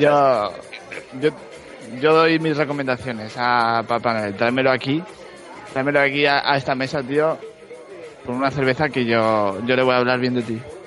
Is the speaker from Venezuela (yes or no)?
no; Spain; yo soy de, de España